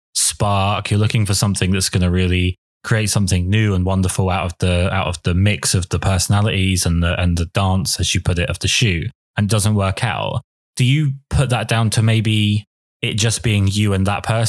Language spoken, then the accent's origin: English; England, United Kingdom; I'm English